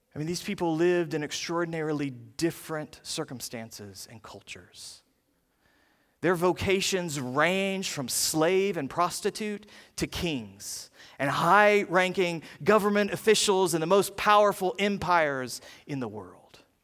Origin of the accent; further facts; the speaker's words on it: the South, United States; moved away as an adult; now in Ohio, United States; growing up in the South